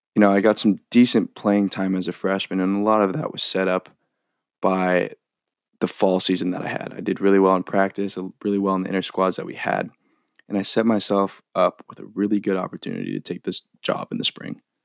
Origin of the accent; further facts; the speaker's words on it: Novato, California, United States; I'm from Novato, California, which is about thirty to thirty-five minutes north of San Francisco